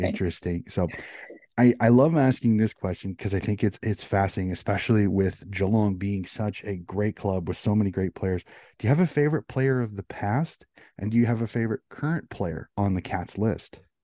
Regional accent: United States; as an American

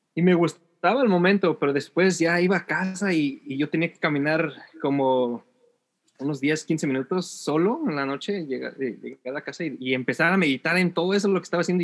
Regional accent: Ciudad Nezahualcóyotl, State of Mexico, Mexico; moved away as an adult; now in California, United States; yo soy de la Ciudad de México, nací en la, en la, Ciudad eh, de México, específicamente en Nesa, en esa York, esa Nezahualodo

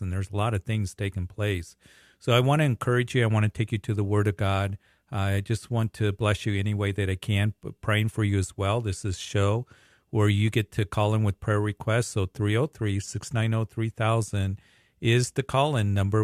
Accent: Fountain, Colorado, United States; also born or lived in Aurora, Colorado; I grew up in the Fountain area, Whitefield area

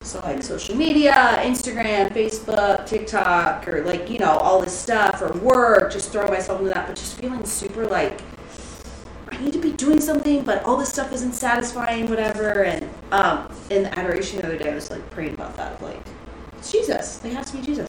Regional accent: Texas, United States; growing up in Texas that I grew up in, so this is my childhood home technically

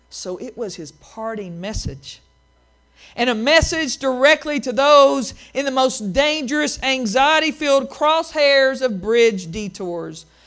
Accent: Appalachian Mountains, United States; the swinging bridges I grew up in in the Appalachian Mountains

